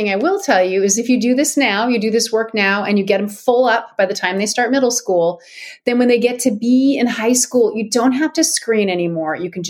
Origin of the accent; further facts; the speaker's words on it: Ashland, Oregon, United States; moved away as an adult; So when I was 21, I moved to Seattle from Ashland, Oregon, which is a little town in Southern Oregon.